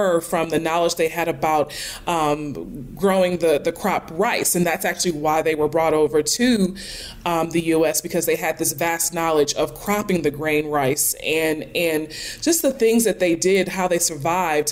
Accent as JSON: {"language": "English", "town": "Charleston", "region": "South Carolina", "country": "United States", "tie": "born or raised there", "also_born_or_lived": "Atlanta, Georgia", "moved": "as an adult", "lives_now": "New Jersey, United States", "said": "I'm from Charleston, South Carolina"}